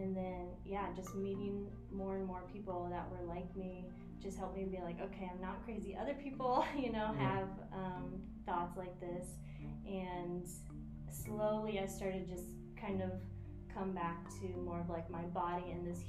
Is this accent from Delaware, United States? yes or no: no; Iowa, United States; now in St. Petersburg, United States; From Iowa.